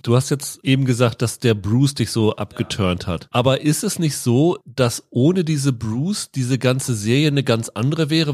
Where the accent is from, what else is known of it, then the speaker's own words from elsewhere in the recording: Lower Saxony, Germany; Ich bin ja in Niedersachsen aufgewachsen